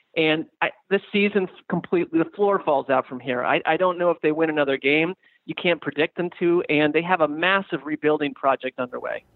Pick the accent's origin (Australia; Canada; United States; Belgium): United States; New York City, New York; I grew up in the New York City area and tri state area